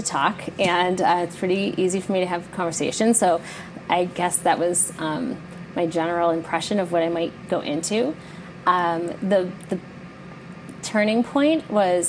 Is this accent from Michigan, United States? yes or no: yes; Detroit, Michigan, United States; I grew up in the Detroit area